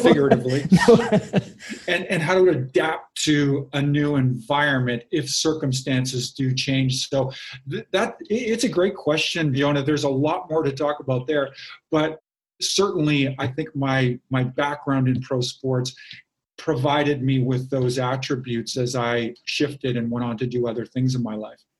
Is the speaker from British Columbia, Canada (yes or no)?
yes; Kamloops, British Columbia, Canada; in my hometown of Kamloops, British Columbia